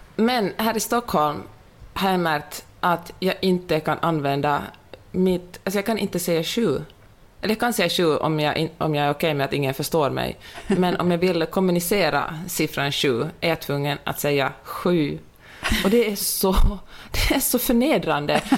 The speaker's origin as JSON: {"language": "Swedish", "country": "Finland", "also_born_or_lived": "Sweden", "accent": "Finland Swedish", "moved": "yes", "said": "jag, är väldigt stolt över min finlandssvenska"}